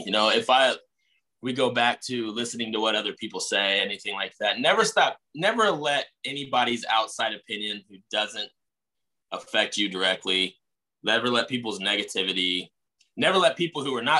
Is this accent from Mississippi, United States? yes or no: no; Indianapolis, Indiana, United States; also born or lived in Hazard, Kentucky; I was born in Hazard, Kentucky, in the country, and raised on the east side of Indianapolis